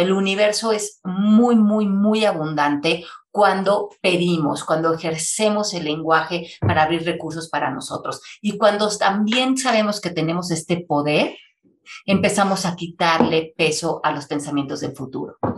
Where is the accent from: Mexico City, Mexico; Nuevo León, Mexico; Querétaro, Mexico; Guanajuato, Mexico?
Mexico City, Mexico; moved away as an adult; also born or lived in Miami, United States; yo nací en la Ciudad de México, y viví ahí hasta los 28 años